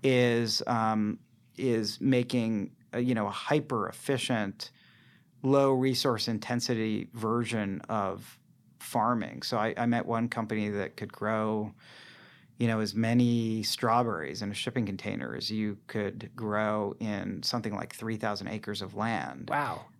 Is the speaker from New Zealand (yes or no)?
no; Boston, Massachusetts, United States; now in San Francisco, United States; I'm from the Boston area